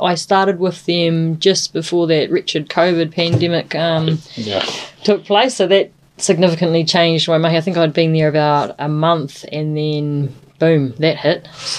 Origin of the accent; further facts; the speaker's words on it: Bluff, Southland, New Zealand; I am from Bluff. I live and work in Bluff predominantly. I have a young boy, Ruben, who's 4, and my partner, Tane. We all live down there, and yeah, that's home for us. We're really proud Bluffies.